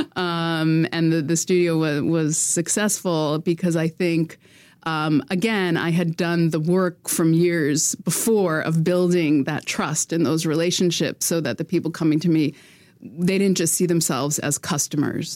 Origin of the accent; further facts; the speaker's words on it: United States; now in Quebec, Canada; as an American